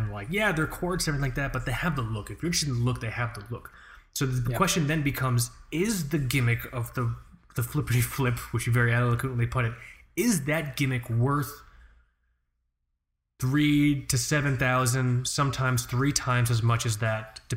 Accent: United States; we're properly American

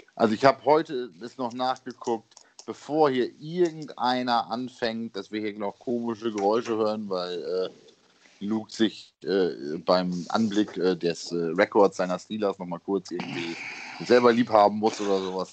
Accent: East Frisia, Lower Saxony, Germany; ich komme gebürtig aus Ostfriesland

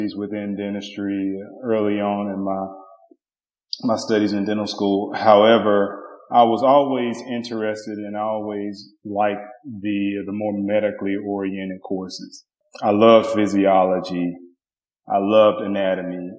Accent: Covington, Tennessee, United States; moved away as an adult; also born or lived in Memphis, Tennessee / Pittsburgh, Pennsylvania; I'm originally from Tennessee, so I spent probably half of my life in Memphis, half to a little bit greater than half in a small town by the name of Covington, Tennessee

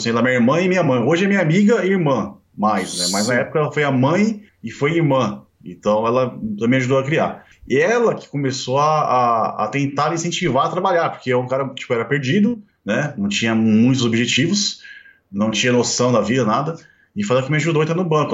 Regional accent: São Bernardo do Campo, São Paulo, Brazil; eu nasci em São Bernardo, né? Nasci em São Bernardo em 1985

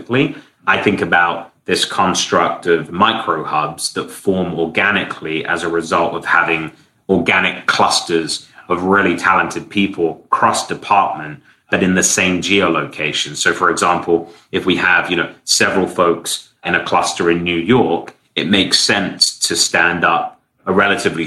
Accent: London, United Kingdom; also born or lived in San Francisco; now in Miami, United States; I'm from London, I'm now closer to my family

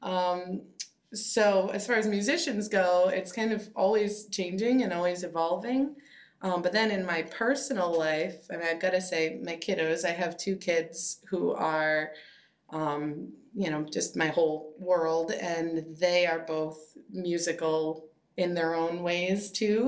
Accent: Minnesota, United States; now in Portland, United States; I'm from Minnesota.

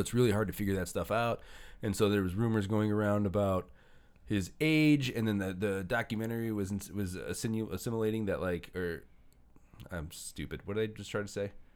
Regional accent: Northwest Indiana, United States; also born or lived in St. John, Indiana / Westville, Indiana; I grew up in Hestville. I grew, and then I went to high school in Saint John, and then I went to college in Vel, in, in Westville

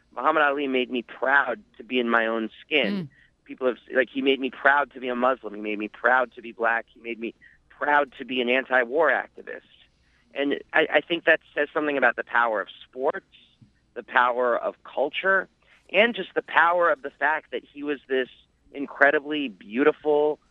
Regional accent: New York, United States; I'm from New York

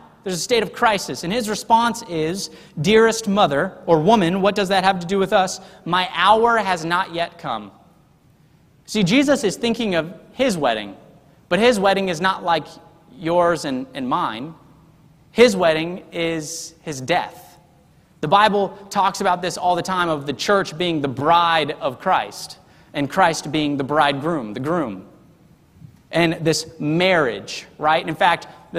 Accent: the South, United States; it's just part of my heart as a Southerner

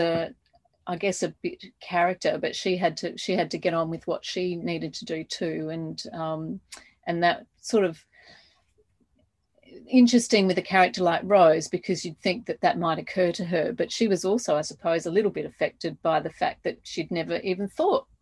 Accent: Adelaide, South Australia, Australia; when I grew up in Adelaide

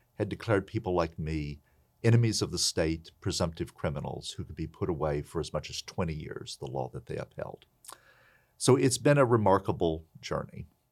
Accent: Princeton, West Virginia, United States; moved away as an adult; I grew up in Princeton, West Virginia, the county seat of Mercer County, in the house that my great-grandfather built.

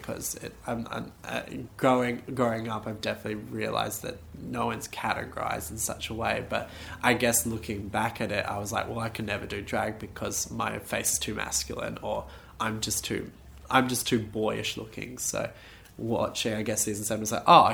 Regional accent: Perth, Western Australia, Australia; growing up in Perth

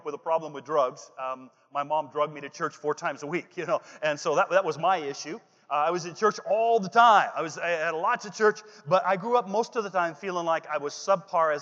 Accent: Washington, United States; also born or lived in Olympia, Washington; I am from Washington, the state, not the chaos. Okay, I live in Olympia, Washington

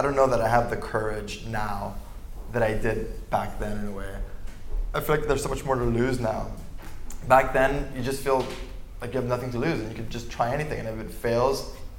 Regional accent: Miami, Florida, United States; moved away; growing up in Miami

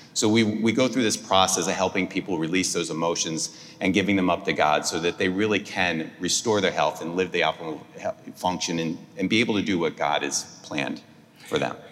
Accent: New Jersey, United States; moved away as an adult; also born or lived in Atlanta; now in Houston, United States; I grew up in New Jersey

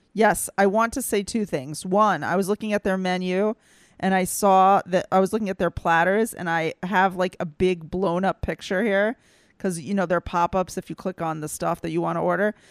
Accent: the Bible Belt, United States; moved away; I grew up in the Bible Belt and I faced a little bit of anti-Semitism

